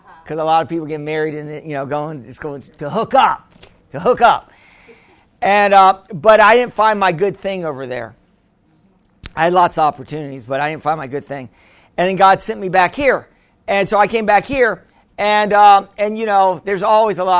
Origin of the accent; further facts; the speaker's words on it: United States; I'm American. I speak no Spanish